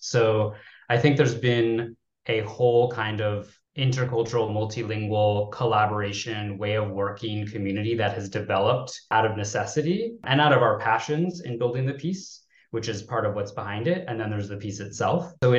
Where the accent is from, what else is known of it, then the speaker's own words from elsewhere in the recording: United States; also born or lived in China; as an American director